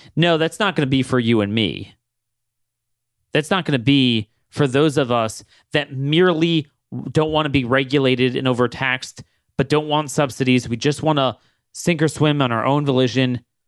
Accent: Baltimore, Maryland, United States; growing up in Ba-, the Baltimore area

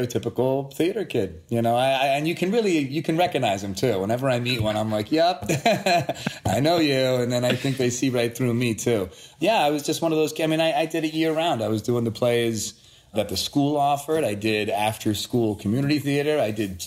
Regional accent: Sudbury, Massachusetts, United States; also born or lived in Boston / Framingham; I was born in Boston, Massachusetts. I grew up, I lived in Framingham, a small town outside of Boston for about 10 years, and then Sudbury, another small town, through the graduation of high school.

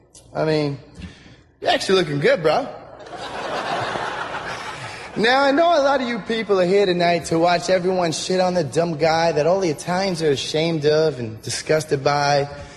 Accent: New Jersey, United States; We're both from Jersey, and tonight's my first night doing comedy.

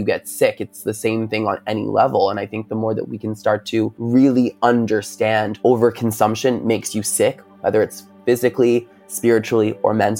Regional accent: Long Island, New York, United States; I'm from Long Island, New York.

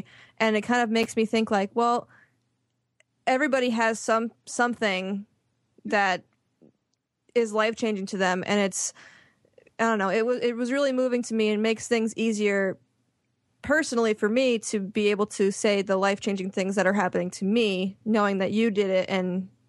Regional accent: Connecticut, United States; moved away; And when I grew up in Connecticut. And from what I can remember growing up, there was no talk of anybody being homosexual, nothing. And then I moved to Arizona and it kind of opened up for me.

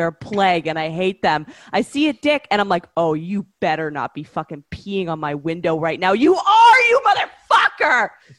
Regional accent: Canada; I'm from Canada. Relax. I'm in the club.

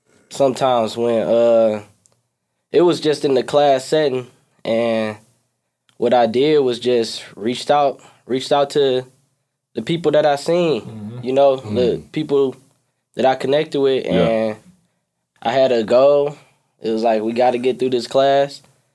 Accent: Detroit, Michigan, United States; I'm from Detroit, Michigan, Southwest Detroit. I go to Michigan State right now, fourth year.

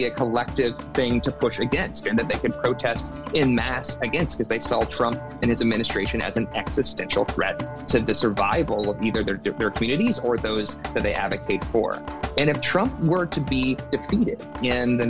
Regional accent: South Carolina, United States; I grew up in the Southeast. I'm from South Carolina. You know, spent most of my life there

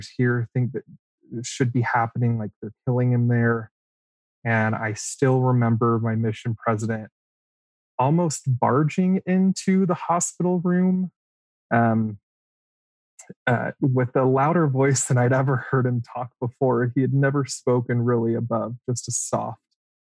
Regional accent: Las Vegas, Nevada, United States; I'm from Vegas

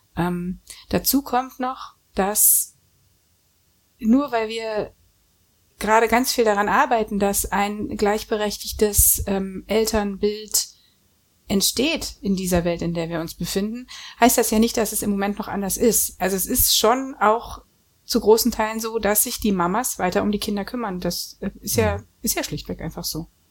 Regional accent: Germany; Ich bin nun aus der DDR

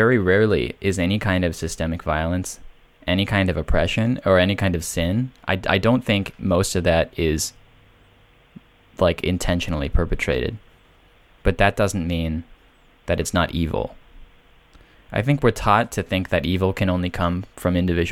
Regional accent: United States; living in America because I'm an American

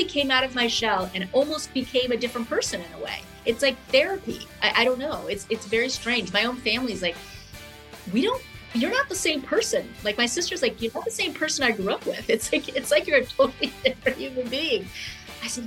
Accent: Los Angeles, California, United States; also born or lived in Rome, Italy / New York, United States; I was born in Rome, and I moved to the States when I was 7, and we lived in New York for a short time. And then we all moved to Los Angeles

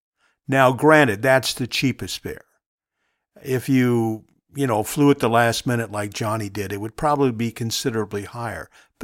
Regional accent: Long Beach, California, United States; my house where I grew up in Long Beach, California.

